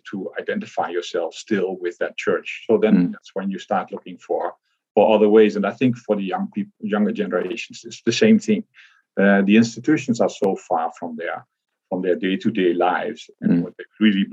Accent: Netherlands; I grew up in the Netherlands

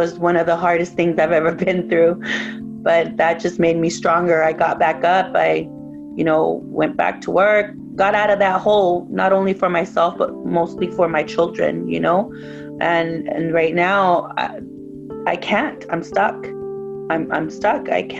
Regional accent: Tijuana, Baja California, Mexico; now in United States; You know, as an immigrant and a daughter of immigrant parents, we're from Tijuana, Mexico.

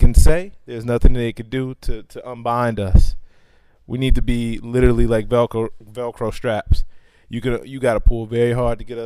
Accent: Chicago, Illinois, United States; I grew up in Chicago.

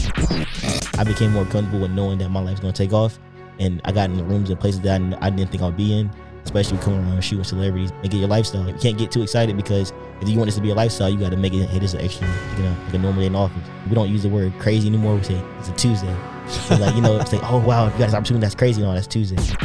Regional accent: coastal North Carolina, United States; also born or lived in Raleigh, North Carolina / Virginia; I'm originally from Raleigh, North Carolina, the coast, but I moved to Raleigh when I was in middle school

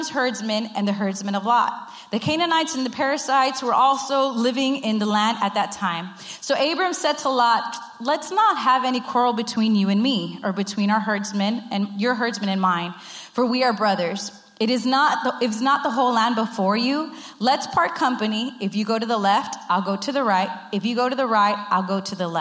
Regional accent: Rio Grande Valley, Texas, United States; I'm from the Rio Grande Valley

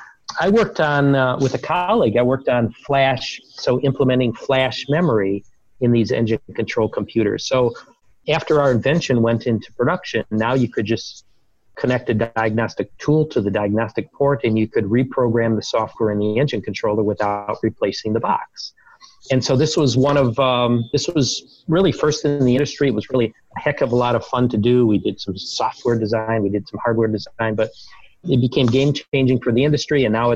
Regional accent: Detroit, Michigan, United States; I grew up playing baseball, and my hometown team is the Detroit Tigers, and I love to go to games in the summer.

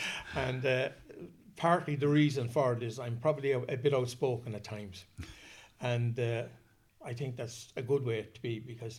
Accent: Athlone, Leinster, Ireland; also born or lived in Belfast; So that's where I was born, and then they came home to Athlone and were in Athlone ever since.

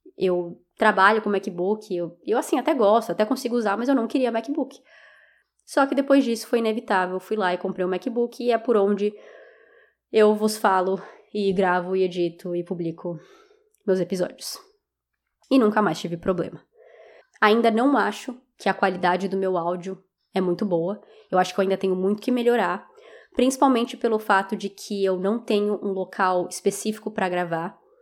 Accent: Brazil; eu sou do Brasil

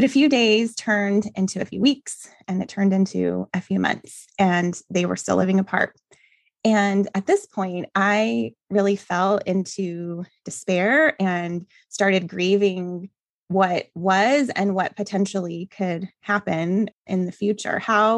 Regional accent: New Mexico, United States; now in Phoenix, United States; I currently live in Phoenix, Arizona, but I grew up in New Mexico with my parents, and I have a younger brother who is 2 years younger than I am.

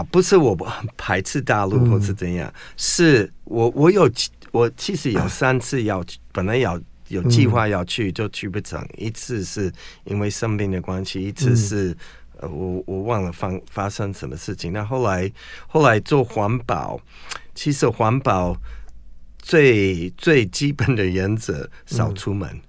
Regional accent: United States; Chinese is a second language; now in Taiwan; 不过有一个问题，嗯，现在对世界最有影响力的国家，嗯，就是我祖国，就是美国。

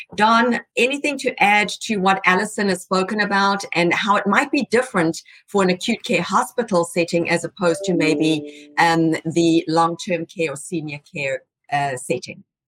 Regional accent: South Africa; moved away as an adult; now in United States; Estelle and I are both from South Africa

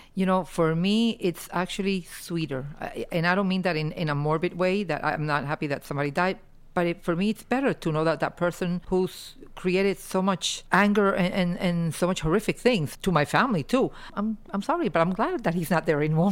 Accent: Cuba; born or raised there; now in United States

